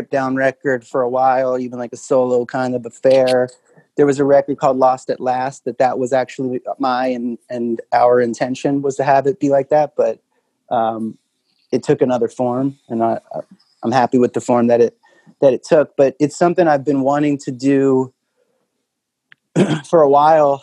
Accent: East Coast, United States; now in Nashville, United States; I'm from the East Coast where that's like, people are really nice

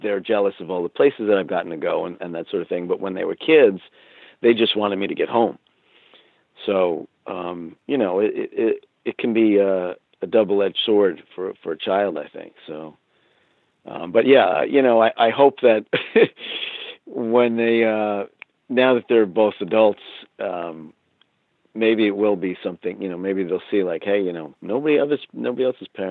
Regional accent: United States; I'm American

